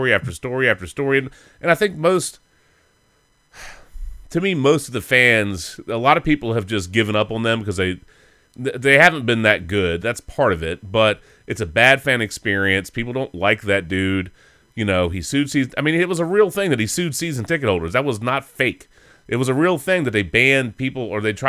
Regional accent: Richmond, Virginia, United States; I grew up in Richmond, so I grew up with the a lot of Redskin-centric stuff

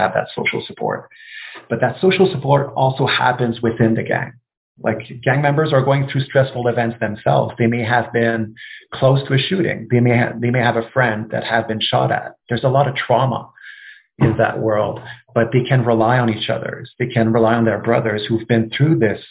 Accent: Canada; As a Canadian

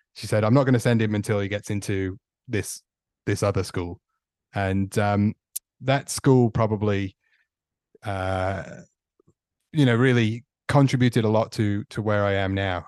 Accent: Stoke-on-Trent, West Midlands, United Kingdom; moved away as an adult; also born or lived in Victoria, Australia; now in Australia; I'm from Stoke on Trent in the Midlands in uh, in England, which nice. was uh, born there and grew up there, and left

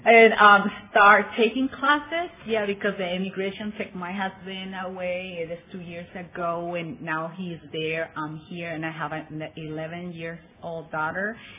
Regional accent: Tijuana, Baja California, Mexico; also born or lived in San Bernardino, California; grew up all my life in Tijuana

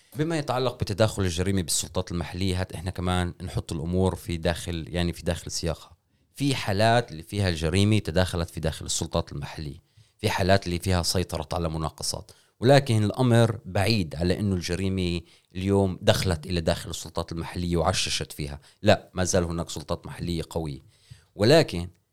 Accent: Israel; احنا كفلسطينيين واحنا ك, يعني كمجموعه قوميه في داخل هاي البلاد

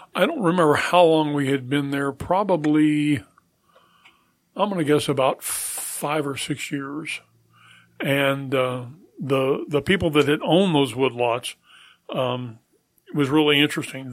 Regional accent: Colorado, United States; moved away as an adult; also born or lived in Topeka, Kansas / Oklahoma / Charleston; I was born in Topeka, Kansas, and we moved to Colorado, uh, when I was three. Um, grew up in Colorado

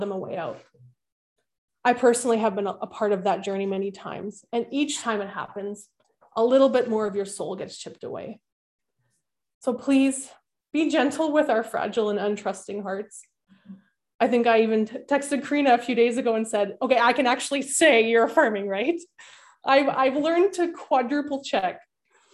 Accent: Winnipeg, Manitoba, Canada; Growing up in Winnipeg, my grandparents lived next door to us.

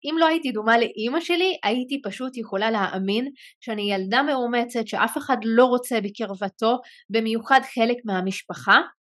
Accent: Israel; הרקע שלי בתור אה, ערבייה מוסלמית אני מערבי 48

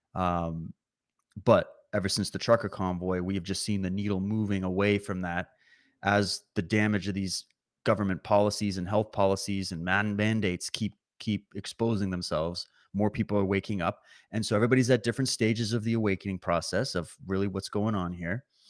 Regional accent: Canada; I'm watching from Canada

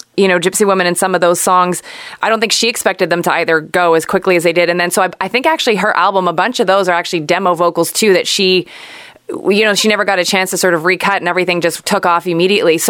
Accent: Montreal, Quebec, Canada; my hometown of Montreal

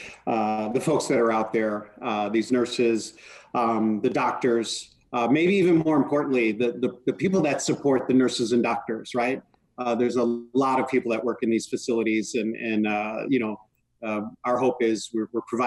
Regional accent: Chicago, Illinois, United States; moved away; I'm from Chicago originally

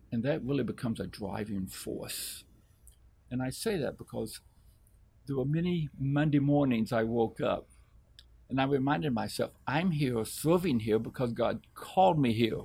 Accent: Arkansas, United States; moved away; I was able to go back to my hometown in Arkansas. I reconnected to one of my high school f- friends

